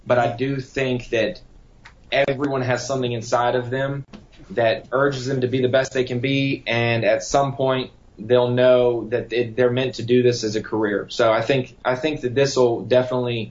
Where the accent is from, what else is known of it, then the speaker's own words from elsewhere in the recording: North Carolina, United States; also born or lived in Florida; I was born in Florida, raised in North Carolina.